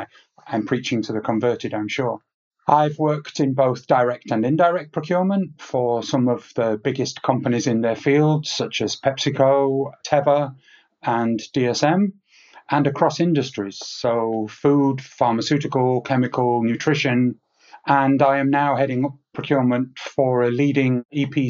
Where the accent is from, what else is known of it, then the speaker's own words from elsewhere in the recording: England, United Kingdom; now in Switzerland; I'm English by birth